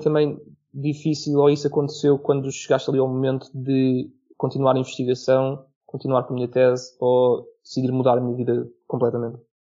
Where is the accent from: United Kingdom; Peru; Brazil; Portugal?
Portugal; now in Australia; nós como portugueses